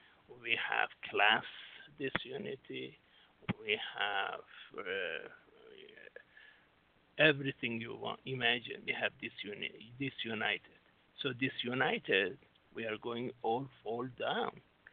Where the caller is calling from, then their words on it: Singapore; I'm Singapore right now, yes.